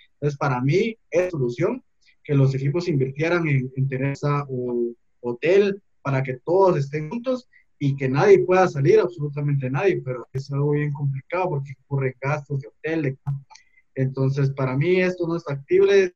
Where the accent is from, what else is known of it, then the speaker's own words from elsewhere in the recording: Guatemala; somos los guatemaltecos